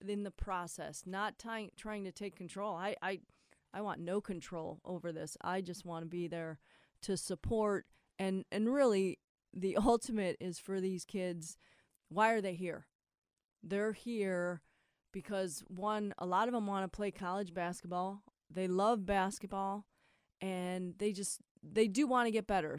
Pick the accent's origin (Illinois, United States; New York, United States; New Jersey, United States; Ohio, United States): Ohio, United States; Akron; We're just kids from Akron.